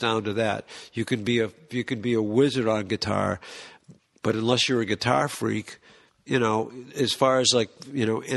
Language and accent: English; Boston, Massachusetts, United States; we're from Boston.